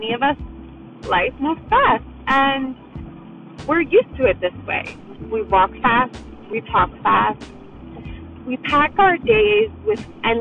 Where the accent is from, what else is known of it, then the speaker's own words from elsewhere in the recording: New York City, New York, United States; I was raised in New York City